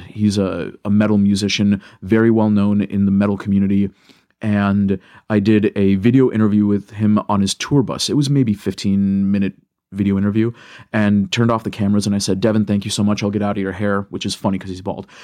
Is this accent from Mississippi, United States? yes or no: no; Michigan, United States; I love Michigan and I love, uh, being from here.